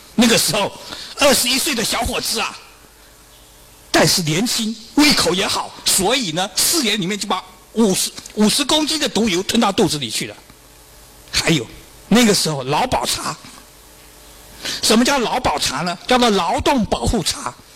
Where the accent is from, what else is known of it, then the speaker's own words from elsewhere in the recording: China; 我们中国人